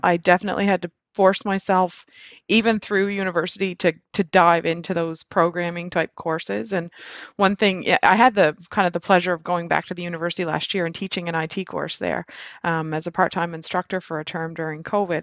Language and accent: English; Nova Scotia, Canada; moved away as an adult; also born or lived in Alberta; I actually moved to Nova Scotia, my hometown